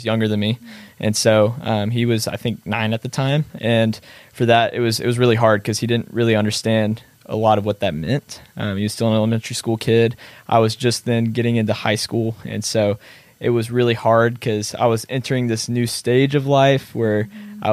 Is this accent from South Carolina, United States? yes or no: no; Missouri City, Texas, United States; I grew up in Missouri City, which is a suburb right outside of Houston, Texas, Southwest. And so that's a place that I've lived my entire life.